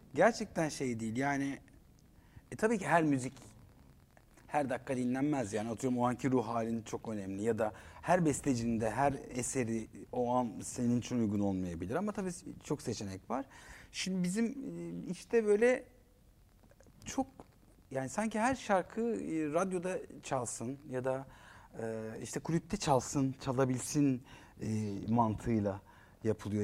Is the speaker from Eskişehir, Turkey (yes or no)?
yes; Eskişehir, Turkey; moved away; also born or lived in Ankara; Eskişehirliyim ben. Evimizin karşısı daydı stadyum